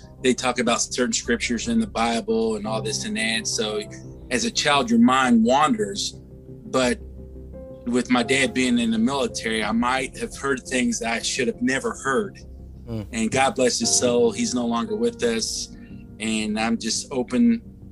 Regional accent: Louisville, Kentucky, United States; I was born and raised in Louisville, Kentucky.

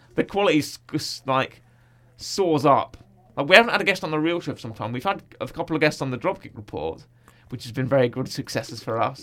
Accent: United Kingdom; I'm British

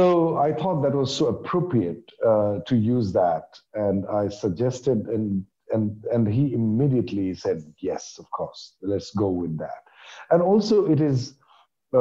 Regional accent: India; I'm from India

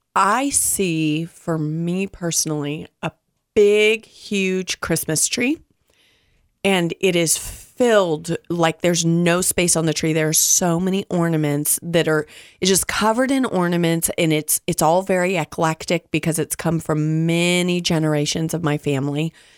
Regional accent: Southern California, United States; I preface this from, from Southern California

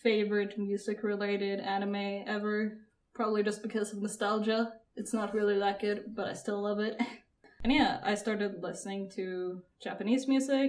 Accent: Norway; I'm from Norway

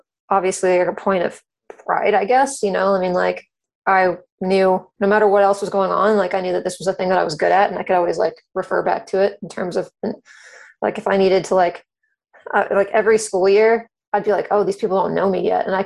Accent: Cary, North Carolina, United States; I grew up in Cary, North Carolina, which is a suburb of Raleigh, North Carolina

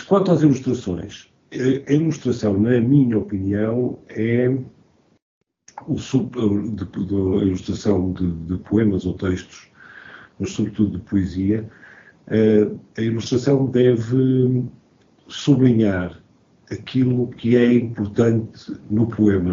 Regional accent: Porto, Norte, Portugal; now in Lisbon, Portugal; sou do Porto, mas vivo em Lisboa

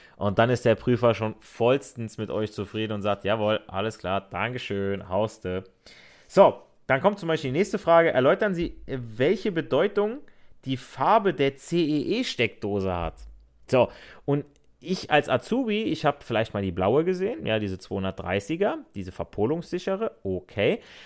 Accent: Hesse, Germany; accent: Hessisch; Ich rede ja auch im Akzent mit meinem Hessisch

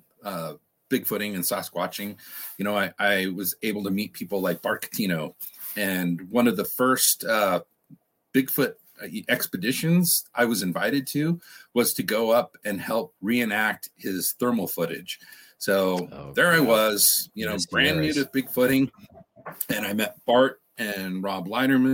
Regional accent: Redding, California, United States; I was about 7 years old growing up in Redding, California

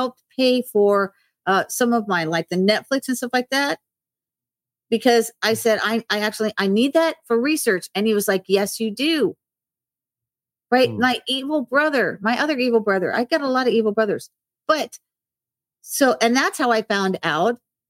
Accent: Hollywood, Florida, United States; born August 11th, 1958. I was born in Hollywood Memorial Hospital in Hollywood, Florida. I lived in Ives Estates of 95 in Florida. And I went to Mady Ives Elementary.

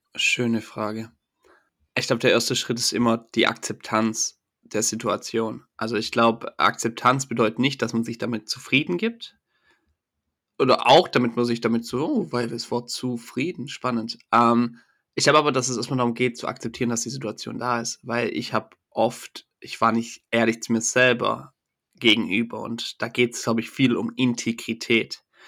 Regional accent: Stuttgart area, Baden-Württemberg, Germany; accent: Swabian; ich bin äh, aus dem Stuttgarter Raum, man hört es vielleicht auch ein bisschen, wenn der Akzent durchkommt

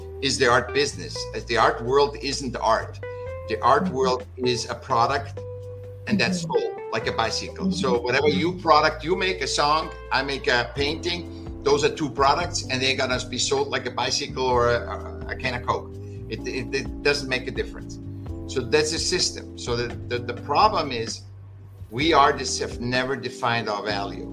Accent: Vienna, Austria; now in California, United States; I was born in Vienna, in Austria.

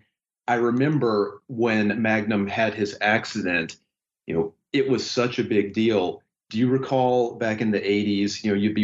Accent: Winston-Salem, North Carolina, United States; also born or lived in Charlotte, North Carolina; now in New York, United States; Then we moved to Winston-Salem, North Carolina, which is where I really grew up.

